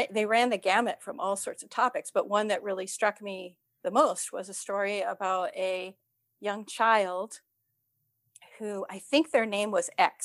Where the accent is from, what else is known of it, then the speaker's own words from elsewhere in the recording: outside of Cleveland, Ohio, United States; growing up outside of Cleveland